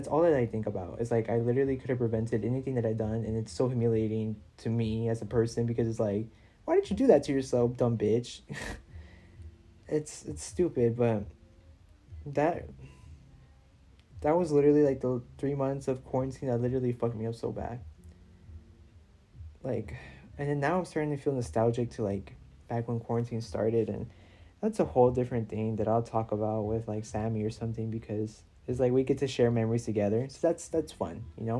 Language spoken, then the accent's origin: English; Houston, Texas, United States; I'm from Houston